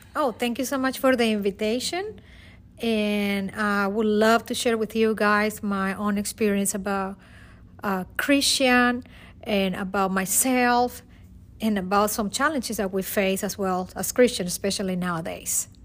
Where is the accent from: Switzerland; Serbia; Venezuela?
Venezuela; Caracas, Capital District; English is a second language; moved away as an adult; now in United States; I am from Caracas, Venezuela. I came to United States in two thousand and four.